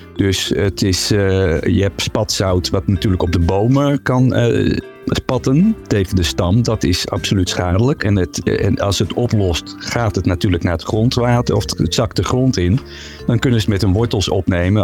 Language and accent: Dutch; Zeeland, Netherlands; now in Utrecht, Netherlands; ik woon zelf in Utrecht, maar ik ben opgegroeid in Zeeland